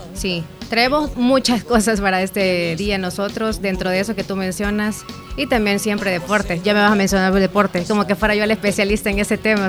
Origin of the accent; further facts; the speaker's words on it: El Salvador; los salvadoreños somos